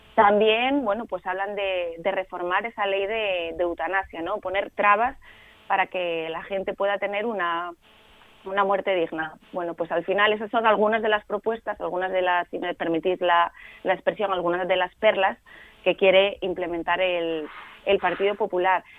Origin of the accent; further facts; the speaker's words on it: Asturias, Spain; a los asturianos y a las asturianas